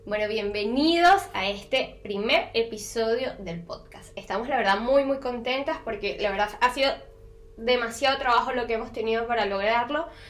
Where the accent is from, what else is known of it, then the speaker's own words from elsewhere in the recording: Caracas, Capital District, Venezuela; moved away as an adult; now in Montevideo, Uruguay; soy de Caracas